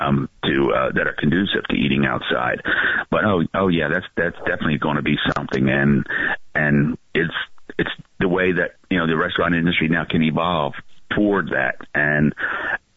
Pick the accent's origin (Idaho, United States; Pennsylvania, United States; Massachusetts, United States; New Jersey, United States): New Jersey, United States; that's 25 miles from my hometown